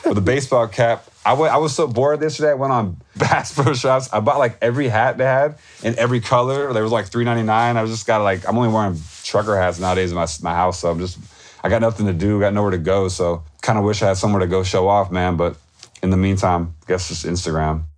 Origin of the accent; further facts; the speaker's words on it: Tupelo, Mississippi, United States; I was born in Tupelo